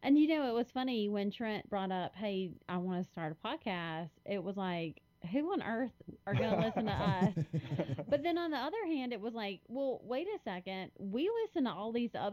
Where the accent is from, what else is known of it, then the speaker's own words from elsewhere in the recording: central Louisiana, United States; also born or lived in Tooele, Utah; So I primarily grew up in Louisiana, about 2 hours from where we are right now, so it's kind of the central Concordia, Catahoula Parish part of the state.